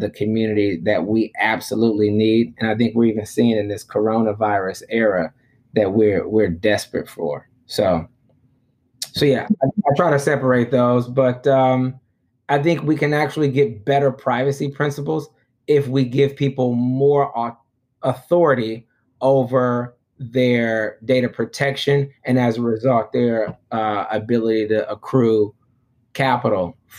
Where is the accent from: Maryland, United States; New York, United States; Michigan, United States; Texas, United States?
Michigan, United States; Detroit; moved away; also born or lived in Johannesburg, South Africa; my own neighborhood that I grew up in Detroit